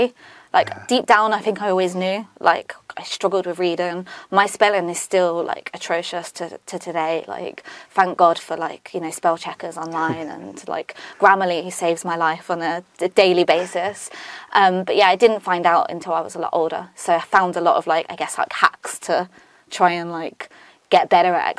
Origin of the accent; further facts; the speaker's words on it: Northampton, East Midlands, United Kingdom; born and bred in Northampton for my sins. So I went to school in Northampton as well